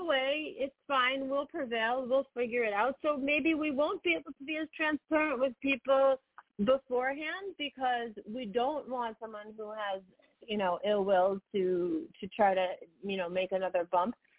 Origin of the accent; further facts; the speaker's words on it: United States; we're both American born and American raised